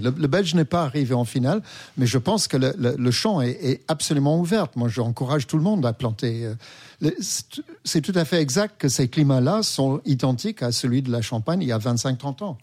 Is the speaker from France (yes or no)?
no; England, United Kingdom; moved away; mon pays natal, euh, l'Angleterre